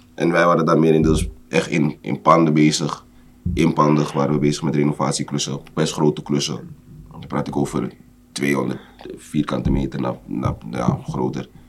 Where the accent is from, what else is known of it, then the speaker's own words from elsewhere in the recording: Amsterdam, North Holland, Netherlands; Geboren en getogen in Amsterdam